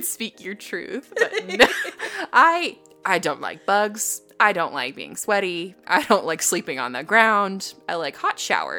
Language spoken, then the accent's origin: English; Colorado, United States; I grew up in the mountains. I grew up in Colorado.